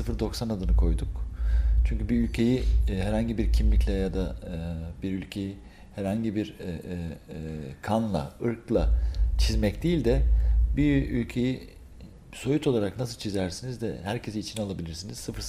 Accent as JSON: {"language": "Turkish", "region": "İzmir", "country": "Turkey", "moved": "as an adult", "lives_now": "Belgium", "said": "Belçika'ya 23 23 yaşlarında gittim Belçika'ya. Ee, e, İzmir'den"}